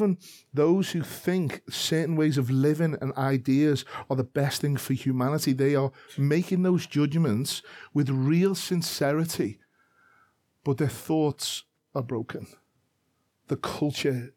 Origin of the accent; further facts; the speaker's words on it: Liverpool, North West England, United Kingdom; I am a Scouser from Liverpool.